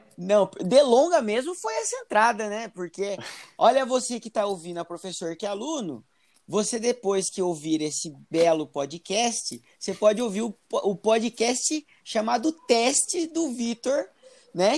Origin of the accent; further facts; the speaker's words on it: Piracicaba, São Paulo, Brazil; now in Itapetininga, Brazil; hoje eu tô na região de Itapetininga, moro aqui em Itapetininga, oi, Tapetininga Itapetininga que eu amo. Mas eu venho de Piracicaba